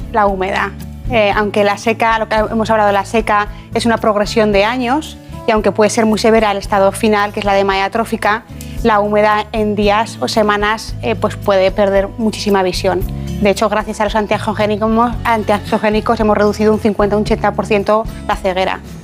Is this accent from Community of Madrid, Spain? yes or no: no; Ejea de los Caballeros, Aragon, Spain; also born or lived in Zaragoza; yo nací en Zaragoza, pero soy de un pueblo que se llama Gea de los Caballeros